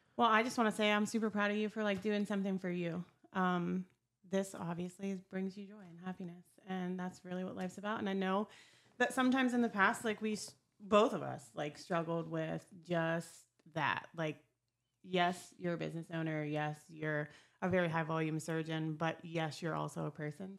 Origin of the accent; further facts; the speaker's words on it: Meadville, Pennsylvania, United States; moved away as an adult; now in Ohio, United States; I was born and raised in Meadville, Pennsylvania. Lived in that area my whole life, um, and t, up until a couple years ago